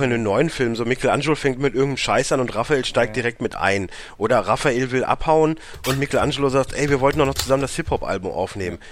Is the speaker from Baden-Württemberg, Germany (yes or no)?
no; Warendorf, North Rhine-Westphalia, Germany; Ich, ich komme aus Warndorf, nicht aus einer Großstadt